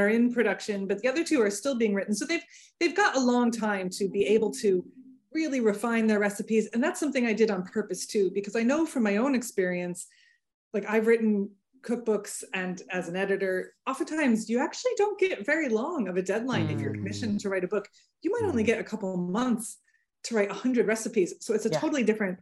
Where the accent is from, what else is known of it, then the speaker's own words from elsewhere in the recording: United States; accent: Big Yank accent; moved away as an adult; now in County Louth, Ireland; Big Yank accent